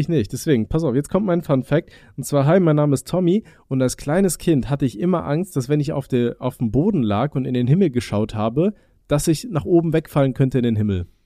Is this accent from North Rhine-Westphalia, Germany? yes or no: yes; Aachen, North Rhine-Westphalia, Germany; ich komme ja gebürtig aus Aachen